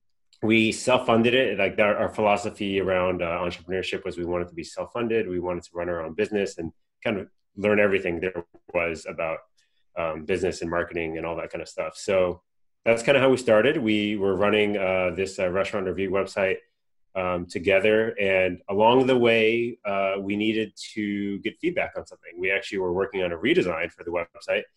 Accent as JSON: {"language": "English", "region": "Southern California", "country": "United States", "tie": "born or raised there", "said": "I was born and raised in Southern California."}